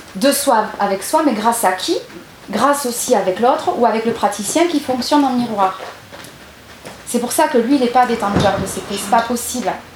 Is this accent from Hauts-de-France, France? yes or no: no; Gers, Occitania, France; je suis originaire de Gers